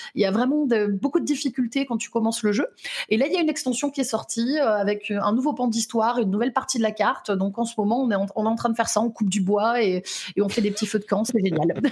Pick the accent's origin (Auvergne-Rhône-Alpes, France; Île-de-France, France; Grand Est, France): Auvergne-Rhône-Alpes, France; Lyon; je suis lyonnaise